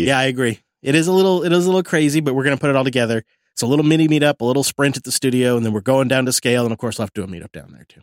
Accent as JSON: {"language": "English", "town": "Mount Vernon", "region": "Washington", "country": "United States", "tie": "born or raised there", "said": "my hometown of Mount Vernon"}